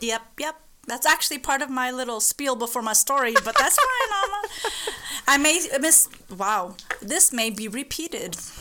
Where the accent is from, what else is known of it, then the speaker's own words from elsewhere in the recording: Phoenix, Arizona, United States; I'm American. I was born here in Phoenix, Arizona